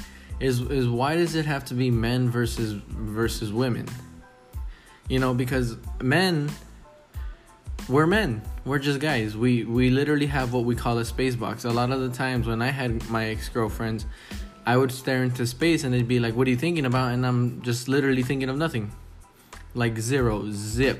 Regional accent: Texas, United States; It pays good down here. I'm from Texas.

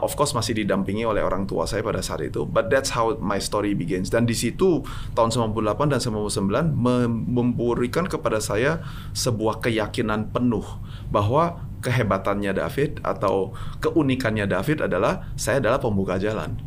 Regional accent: Medan, North Sumatra, Indonesia; moved away; also born or lived in New York; kita datangnya dari Medan, datangnya dari Indonesia

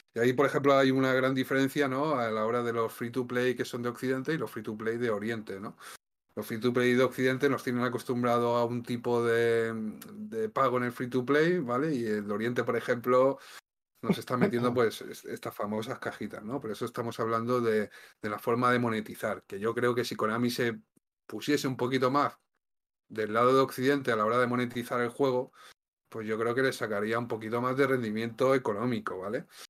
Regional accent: Valencian Community, Spain; además vivimos cerca, porque los dos somos valencianos

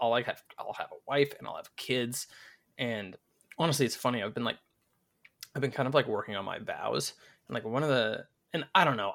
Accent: United States; I'm American

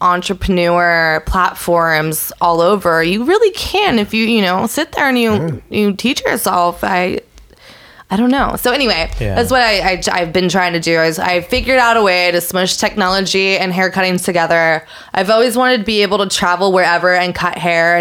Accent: San Francisco, California, United States; moved away; also born or lived in Manhattan; I'm from San Francisco

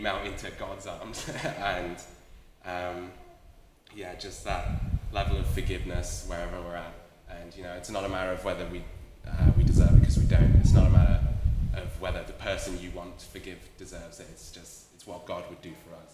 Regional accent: Wales, United Kingdom; moved away as an adult; now in Australia; I'm from Wales, back in the UK. I've been in Australia for 2.5 years now

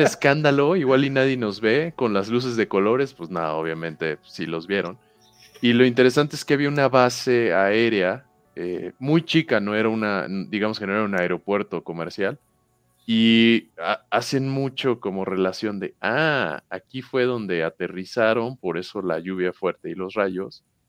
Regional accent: Villahermosa, Tabasco, Mexico; Yo soy de Villahermosa, ah. Tabasco

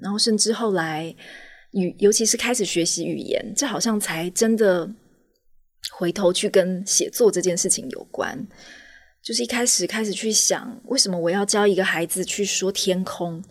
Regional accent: Taitung, Taitung County, Taiwan; 本来就在台东长大

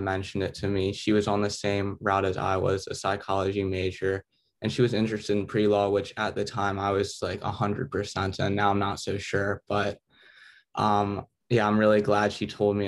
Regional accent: Virginia Beach, Virginia, United States; I grew up in Virginia Beach. I've lived here my whole life

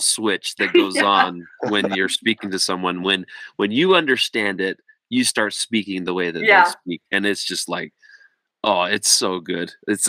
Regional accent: United States; also born or lived in Scotland; I'm actually from America

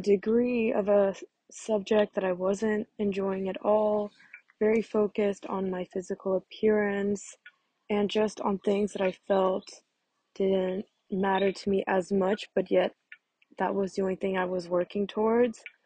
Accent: Monaco; moved away as an adult; also born or lived in Barcelona; I'm American but born and raised in Monaco

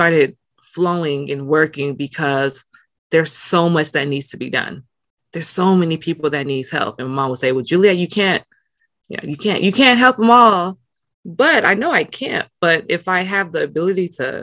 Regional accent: Los Angeles, California, United States; moved away as an adult; also born or lived in Nigeria / Atlanta; growing up in South Central, but me being bused out to school in West

